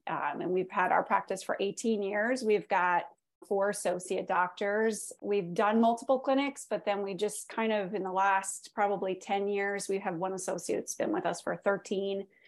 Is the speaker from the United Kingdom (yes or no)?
no; Canada; moved away; I'm from Canada originally